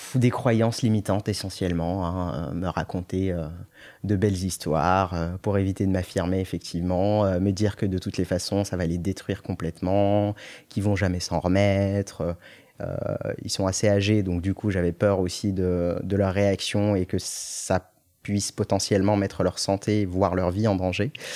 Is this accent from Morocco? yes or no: yes; Morocco; moved away as an adult; je, suis né, j'ai grandi au Maroc jusqu'à mes 18 ans et je suis venu après pour mes études sup